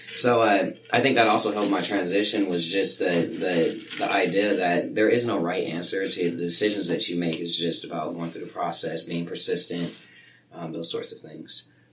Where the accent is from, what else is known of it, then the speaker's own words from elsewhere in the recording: Sacramento, California, United States; now in Chico, United States; Sacramento was my hometown